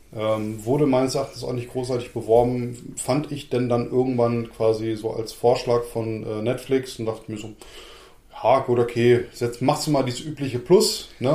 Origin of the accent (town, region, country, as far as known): Lower Saxony, Germany; born or raised there